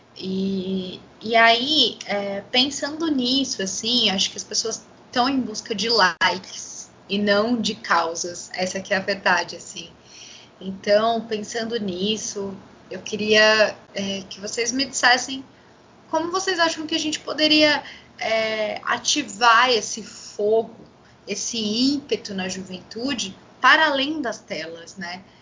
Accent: Brazil; nós enfrentamos como brasileiros

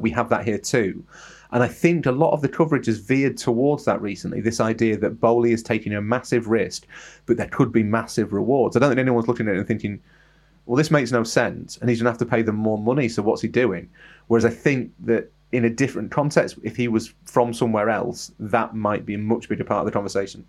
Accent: England, United Kingdom; I'm English

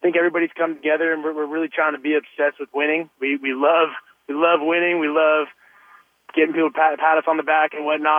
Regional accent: Northern California, United States; moved away as an adult; now in San Diego, United States; I'm from Northern California, and it rains a little bit there

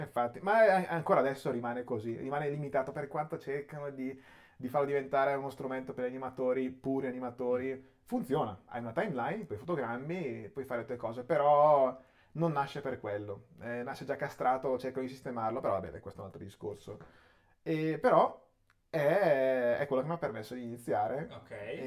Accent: Chiari, Lombardy, Italy; a Chiari, okay. in provincia di Brescia, che è dove sono nato e cresciuto

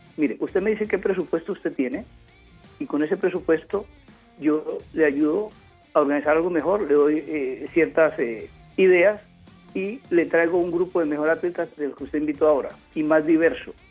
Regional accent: Juradó, Chocó, Colombia; moved away; also born or lived in Buenaventura, Colombia / Quibdó, Colombia / Cali, Colombia / United States; yo nací en Buenaventura, me crié en Jurado Chocó, en la frontera con Panamá, en el Pacífico, luego vine a Quibdó y a Cali.

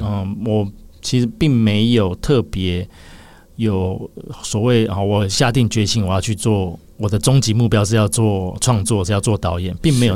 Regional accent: Taipei, Taiwan; also born or lived in Keelung; 我台北出生。本来就在台北，对，爸爸妈妈都在台北

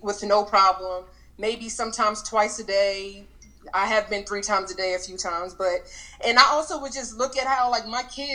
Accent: Germantown, Maryland, United States; moved away as an adult; also born or lived in Richmond, Virginia / Charlotte, North Carolina; I was actually raised here in Germantown, Maryland.

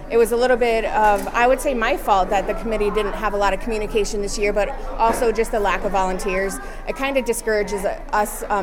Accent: Sioux City, Iowa, United States; Sioux City, Iowa.

